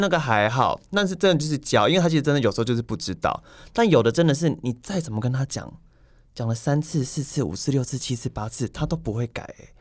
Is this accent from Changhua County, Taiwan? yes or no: no; Yunlin County, Taiwan; 我是云林人